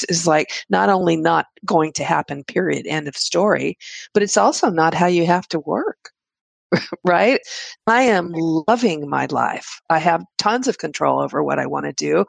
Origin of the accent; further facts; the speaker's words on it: Texas, United States; I'm from Texas